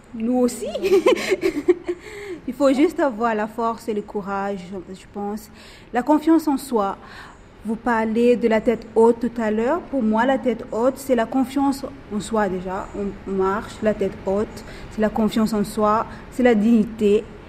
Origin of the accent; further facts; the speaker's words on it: Madagascar; now in Réunion, France; je suis originaire de Madagascar